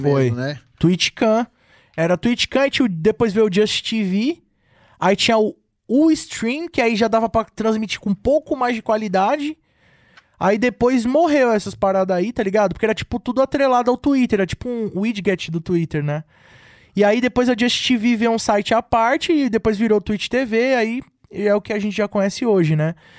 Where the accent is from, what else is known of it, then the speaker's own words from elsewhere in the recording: Cubatão, São Paulo, Brazil; E tocava nas festinhas lá da minha cidade, de Cubatão